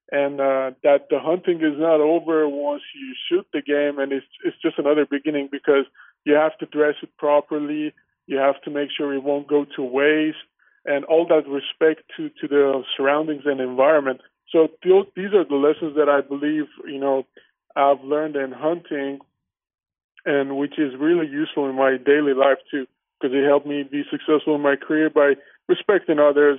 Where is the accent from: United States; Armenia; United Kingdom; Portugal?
Armenia; moved away; also born or lived in Iran; I'm an Armenian, and I grew up in Armenia and moved to Iran because my father had some construction projects, and obviously we had to move there.